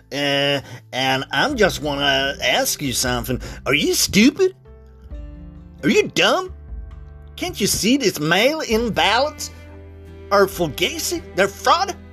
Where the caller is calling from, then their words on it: Arizona, United States; and I'm calling you from Maricopa County uh, down here in Arizona